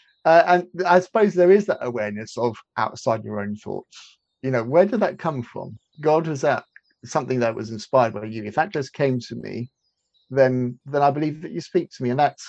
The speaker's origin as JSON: {"language": "English", "country": "India", "tie": "born or raised there", "said": "I grew up as in a missionary household, and I was born in India, and I grew up in India."}